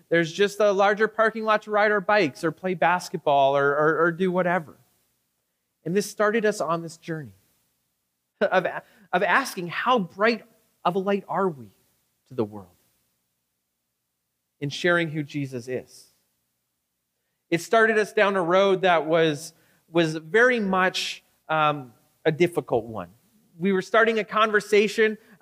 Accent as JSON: {"language": "English", "town": "Victoria", "region": "British Columbia", "country": "Canada", "moved": "yes", "lives_now": "Regina, Canada", "said": "me being from Victoria"}